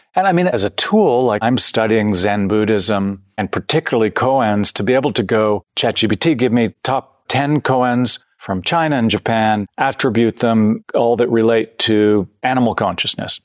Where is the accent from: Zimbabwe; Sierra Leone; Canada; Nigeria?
Canada; also born or lived in San Francisco, United States; I'm, I'm born in San Francisco. I grew up in Canada, so I have both sides